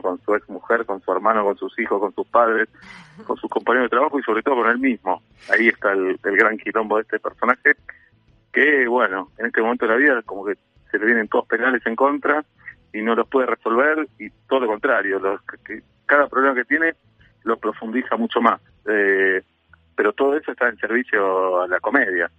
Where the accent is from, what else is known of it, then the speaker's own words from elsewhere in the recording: Buenos Aires, Argentina; amo Buenos Aires y me gusta ser porteño